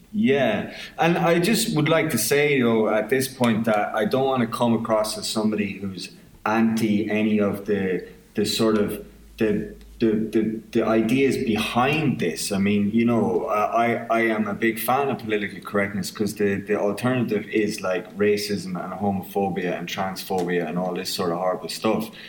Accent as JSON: {"language": "English", "country": "Ireland", "accent": "southern Irish", "moved": "as an adult", "lives_now": "Belfast, United Kingdom"}